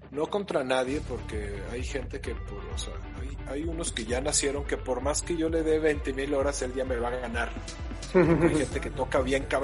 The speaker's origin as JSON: {"language": "Spanish", "town": "León", "region": "Guanajuato", "country": "Mexico", "said": "soy de León, Guanajuato. A los 20 años me fui"}